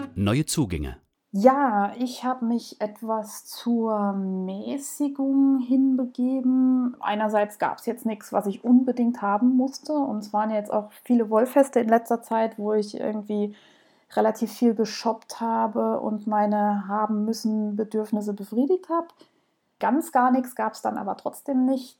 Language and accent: German; Southern Germany, Germany; Ihr hört es sicherlich raus, ich komme aus Süddeutschland, ich versuche das so ein bisschen irgendwie netter auszudrücken, aber manchmal kommt es halt doch durch